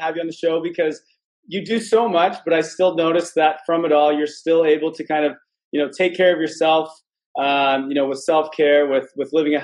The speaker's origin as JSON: {"language": "English", "town": "London", "region": "Ontario", "country": "Canada", "tie": "born or raised there", "moved": "yes", "lives_now": "Toronto, Canada", "said": "Jackie and I grew up together in London, Ontario"}